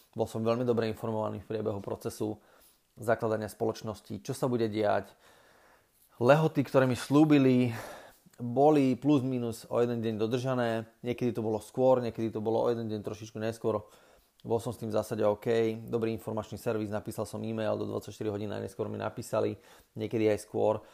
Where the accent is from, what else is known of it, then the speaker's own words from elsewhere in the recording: Slovakia; človeka, ktorý je zo Slovenska